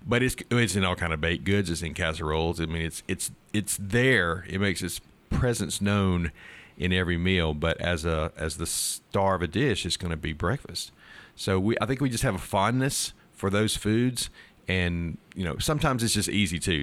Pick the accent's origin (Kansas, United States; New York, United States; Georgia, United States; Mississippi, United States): Mississippi, United States; Starkville; I grew up here in Starkville